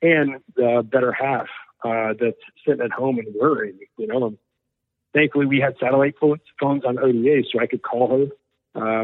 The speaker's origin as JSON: {"language": "English", "town": "Houston", "region": "Texas", "country": "United States", "tie": "born or raised there", "said": "We grew up together in Houston"}